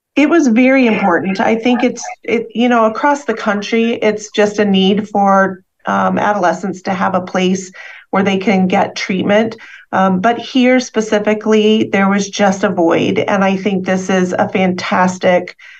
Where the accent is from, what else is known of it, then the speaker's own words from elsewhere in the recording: Midwest, United States; moved away as an adult; also born or lived in Chicago area; primarily, I'm from the Midwest